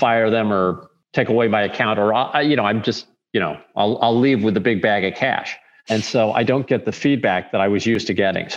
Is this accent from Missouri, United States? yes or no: yes; St. Louis, Missouri, United States; I'm from St. Louis